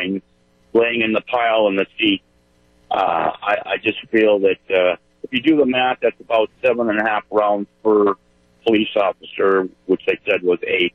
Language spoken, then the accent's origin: English; Akron, Ohio, United States; moved away; I was born in Akron, Ohio